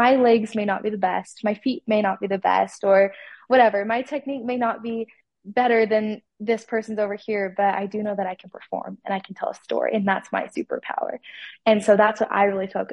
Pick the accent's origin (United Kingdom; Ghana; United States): United States; Salem, Utah; I am from Salem, Utah.